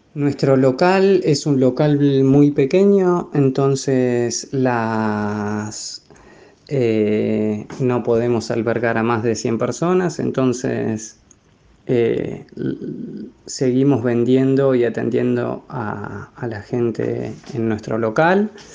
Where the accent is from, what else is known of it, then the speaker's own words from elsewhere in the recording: General Roca, Río Negro, Argentina; moved away as an adult; also born or lived in Wellington, New Zealand; now in New Zealand; soy de General Roca, Río Negro